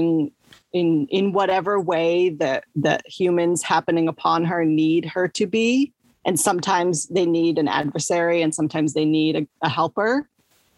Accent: United States; I'm long American

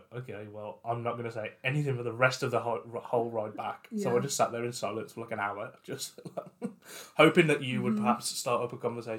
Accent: West Midlands, United Kingdom; accent: West Midlands; we live in the West Midlands.

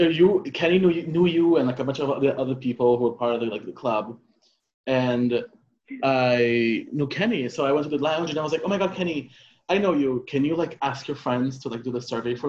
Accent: Brazil; moved away; I am a civil engineer. I'm originally from Brazil

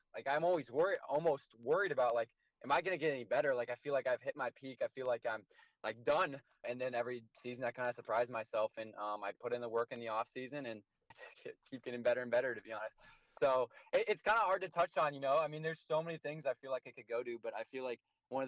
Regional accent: Iowa, United States; my home state

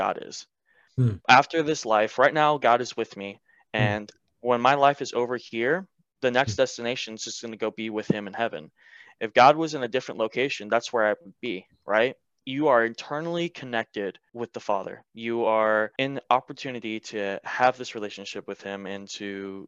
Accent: Marietta, Georgia, United States; moved away as an adult; now in North Carolina, United States; I'm originally born and raised in Marietta, Georgia, which is just north out of Atlanta

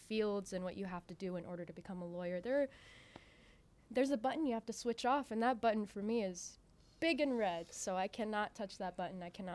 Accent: Honolulu, Hawaii, United States; also born or lived in Waianae, Hawaii; now in Las Vegas, United States; I'm from Honolulu, Hawaii.

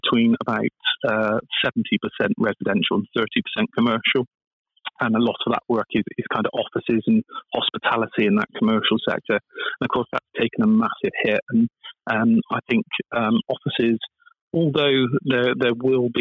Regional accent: Bristol, South West England, United Kingdom; I'm from Bristol, and we've got a big aerospace industry here

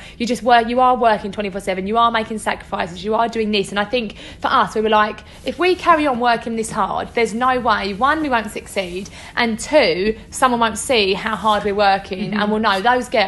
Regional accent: Essex, East of England, United Kingdom; we get criticised for the way we speak, we're both from Essex

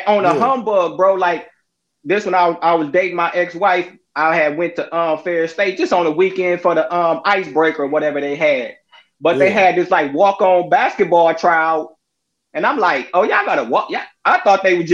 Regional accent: Saginaw, Michigan, United States; I'm from Saginaw

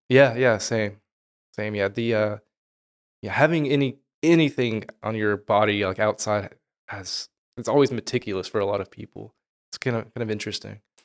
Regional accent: United States; moved away; I am from America

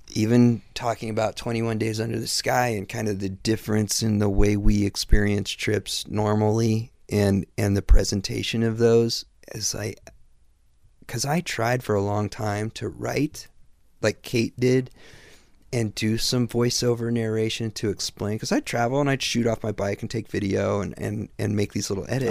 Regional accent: Midwest, United States; I grew up in the Midwest, pre-internet

